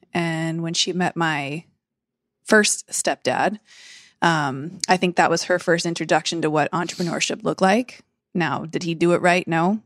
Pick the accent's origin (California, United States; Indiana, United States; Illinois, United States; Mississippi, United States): California, United States; San Diego; I grew up in San Diego, my whole family's here